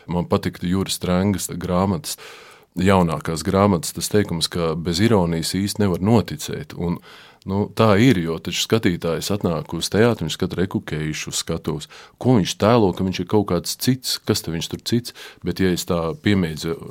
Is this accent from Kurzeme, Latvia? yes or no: no; Jelgava, Zemgale, Latvia; accent: Jelgava dialect; Un ja es kā es to runātu, tai savā tajā savā nezinu, kā sauc. Jelgavas izloksnē, jā.